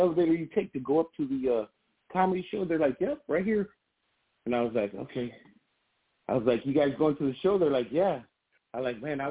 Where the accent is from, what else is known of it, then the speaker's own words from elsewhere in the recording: Grand Rapids, Michigan, United States; I grew up in Burton Heights in Grand Rapids, Michigan, which is a very diverse side of town